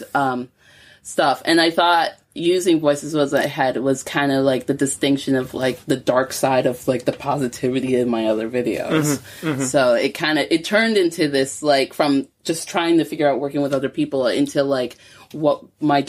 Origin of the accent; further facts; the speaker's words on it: New York, United States; moved away as an adult; now in Glasgow, United Kingdom; I grew up in New York